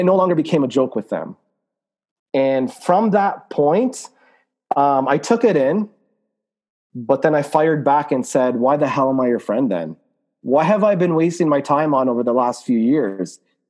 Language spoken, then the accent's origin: English; Lebanon; I'm from Lebanon, so they would say things like, oh, does your country have electricity down there?